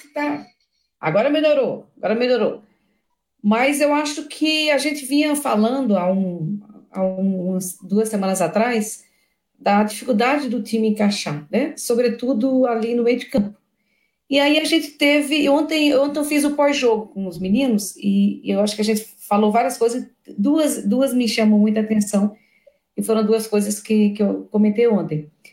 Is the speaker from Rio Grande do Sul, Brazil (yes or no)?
no; interior of Paraíba, Brazil; eu sou lá do interior da Paraíba